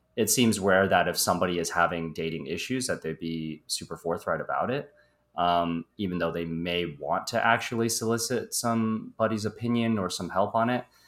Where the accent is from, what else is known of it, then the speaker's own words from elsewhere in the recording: Midwest, United States; moved away as an adult; now in Los Angeles, United States; I am originally from the Midwest